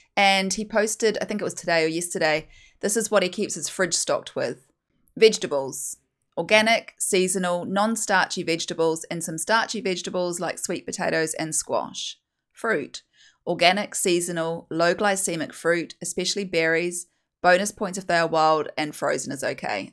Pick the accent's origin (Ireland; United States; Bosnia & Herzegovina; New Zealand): New Zealand; accent: broad Kiwi; I'm a Kiwi, if you can't tell from my very broad Kiwi accent